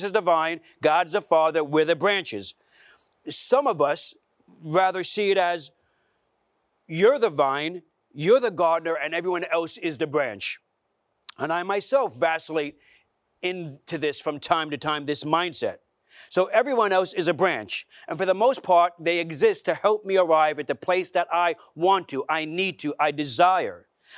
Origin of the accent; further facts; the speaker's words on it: Brooklyn, New York, United States; So I grew up in Brooklyn, and in particular in a neighborhood called Bensonhurst. There was a lot of Italians there.